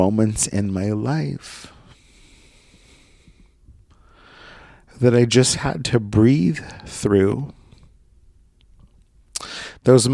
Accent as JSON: {"language": "English", "town": "Brookings", "region": "Oregon", "country": "United States", "tie": "born or raised there", "also_born_or_lived": "San Diego / Coos Bay", "moved": "as an adult", "said": "my hometown of Brookings, Oregon"}